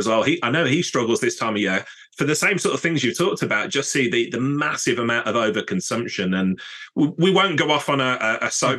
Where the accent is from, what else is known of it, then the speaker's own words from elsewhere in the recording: Birmingham, West Midlands, United Kingdom; my hometown of Birmingham